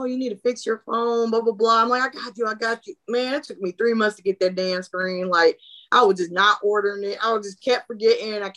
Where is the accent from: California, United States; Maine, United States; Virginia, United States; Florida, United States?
Florida, United States; I'm a big Disney girl because I'm from Florida, you know, shout out, you know, 407. But so we grew up on Disney.